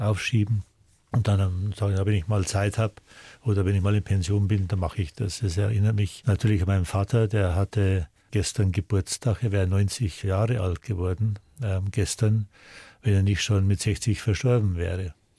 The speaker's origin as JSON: {"language": "German", "town": "Arnbruck", "region": "Bavaria", "country": "Germany", "tie": "born or raised there"}